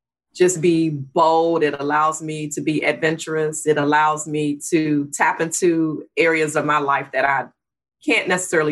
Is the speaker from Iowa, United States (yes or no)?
no; Washington, District of Columbia, United States; I grew up in Washington, D.C. I'm a real Washingtonian, been here all my life